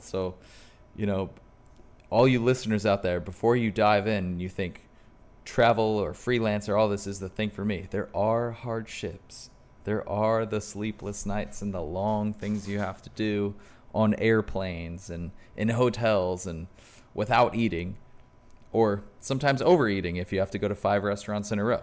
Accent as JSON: {"language": "English", "country": "United States", "said": "as an American"}